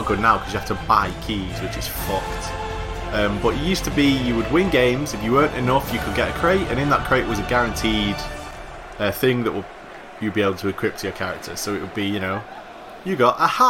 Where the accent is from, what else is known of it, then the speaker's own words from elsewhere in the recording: United Kingdom; I'm British.